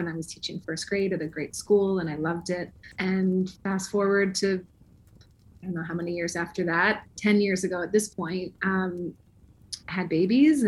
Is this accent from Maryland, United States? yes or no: yes; Maryland, United States; moved away as an adult; also born or lived in Michigan / California; now in Los Angeles, United States; I grew up in Maryland and was there my whole life until I went to college